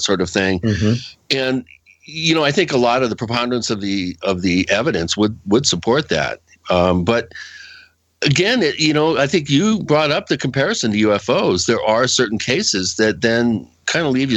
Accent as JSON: {"language": "English", "region": "Western Washington", "country": "United States", "tie": "born or raised there", "said": "I grew up out there in Western Washington"}